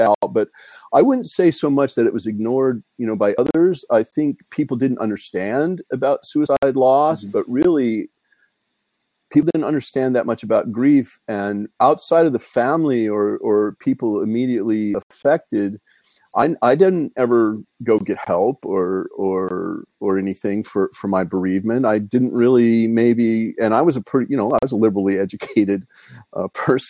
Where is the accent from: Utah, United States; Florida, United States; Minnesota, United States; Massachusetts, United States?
Utah, United States; Brigham City; also born or lived in Ogden, Utah; I grew up in Brigham City